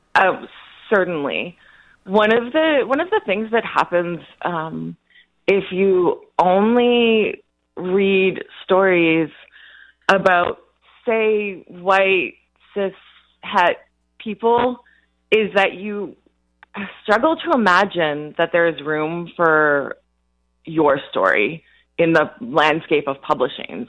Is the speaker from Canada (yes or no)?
yes; Canada; now in Los Angeles, United States; I'm a Canadian citizen, uh, currently working in Los Angeles, California